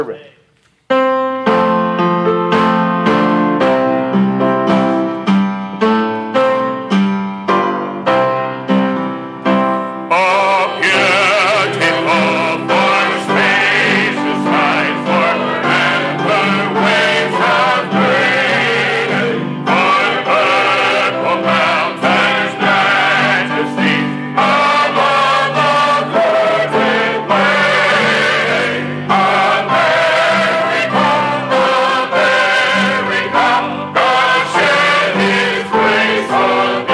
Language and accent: English; Virginia, United States; I am from Virginia